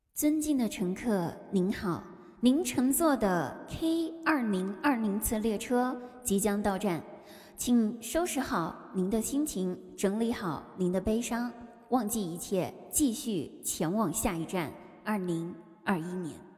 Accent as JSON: {"language": "Chinese", "country": "China", "said": "我们中国人真是有趣的灵魂啊"}